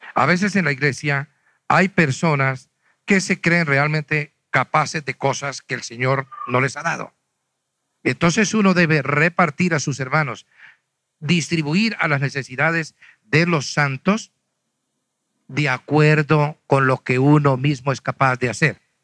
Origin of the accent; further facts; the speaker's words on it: Huila, Colombia; now in Bogotá, Colombia; yo soy de Huila.